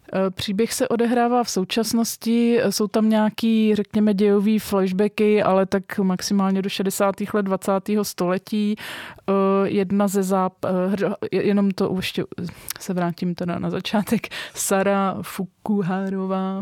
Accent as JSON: {"language": "Czech", "country": "Czechia", "said": "my jako právě Češi, středoevropani"}